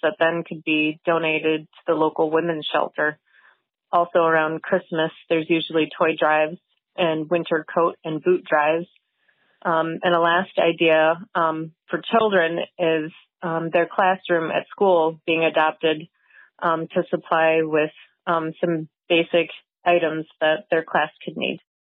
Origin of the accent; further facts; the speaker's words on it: Northport, Michigan, United States; I'm from Northport, Michigan